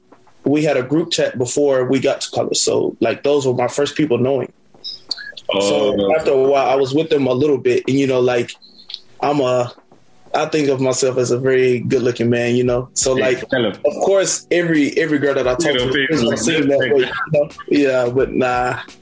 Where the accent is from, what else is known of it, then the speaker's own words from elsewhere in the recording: United States; as a American boy